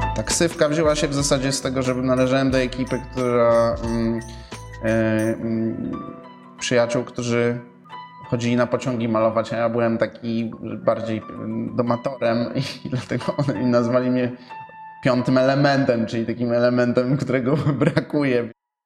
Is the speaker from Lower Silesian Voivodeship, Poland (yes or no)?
no; Warsaw, Masovian Voivodeship, Poland; urodziłem się w Warszawie, mieszkam na Żoliborzu z moją rodziną